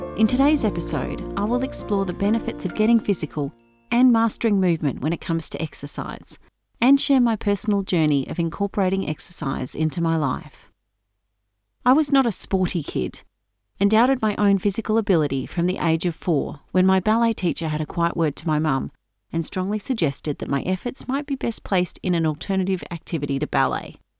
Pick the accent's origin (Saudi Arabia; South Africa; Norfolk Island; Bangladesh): Norfolk Island; Growing up on Norfolk Island, we all spent a lot of time in the water